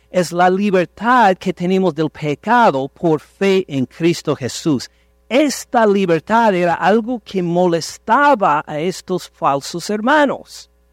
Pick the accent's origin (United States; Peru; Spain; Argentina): United States; Ohio; Nací casi en Canadá, tan lejos de México nací. En Estados Unidos, en el estado de Ohio